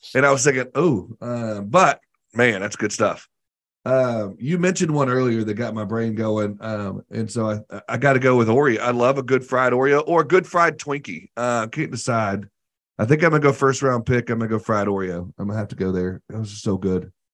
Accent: the South, United States; I grew up in the South where we fry everything.

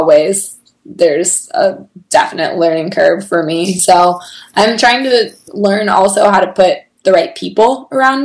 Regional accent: Bay Area, California, United States; moved away; also born or lived in Chicago; We grew up together. I was her youth leader in a church growing up, and I remember coming back to my hometown

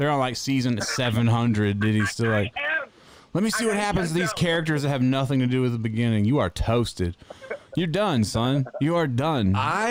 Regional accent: North Carolina, United States; I'm from North Carolina, and this here's my favorite movie.

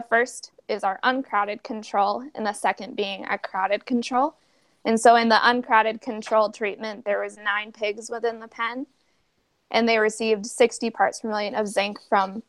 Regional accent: Fergus Falls, Minnesota, United States; I grew up in Fergus Falls, Minnesota, on a small hobby farm

